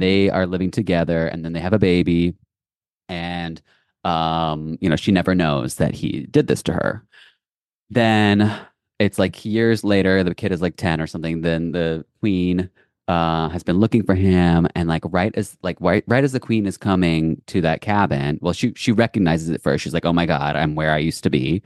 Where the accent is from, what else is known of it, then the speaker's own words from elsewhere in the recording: Lexington, Kentucky, United States; moved away; my hometown school and company, Lexington Ballet